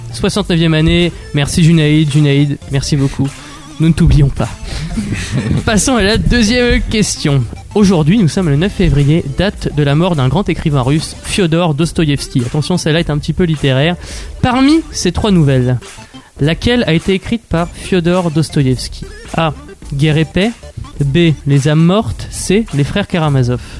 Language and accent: French; Normandy, France; je suis normand